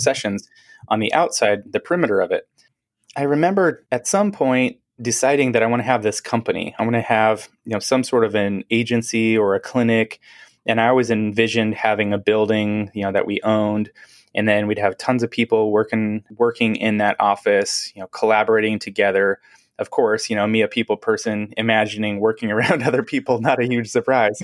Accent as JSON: {"language": "English", "town": "Seattle", "region": "Washington", "country": "United States", "tie": "born or raised there", "moved": "yes", "lives_now": "Portland, United States", "said": "I'm from, originally from Seattle, grew up, uh, in the Seattle area, like, actually Seattle"}